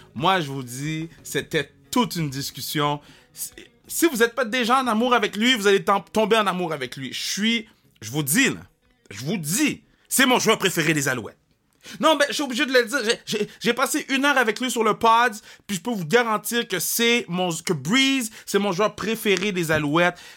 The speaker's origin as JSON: {"language": "French", "town": "Saguenay", "region": "Quebec", "country": "Canada", "accent": "Saguenay", "said": "mon accent du Saguenay"}